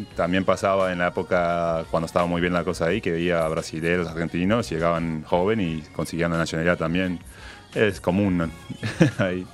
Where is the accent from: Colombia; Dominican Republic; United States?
United States; New York; moved away as an adult; also born or lived in Uruguay / Spain; yo fui al high school a tres cuadras y es del Bronx ahí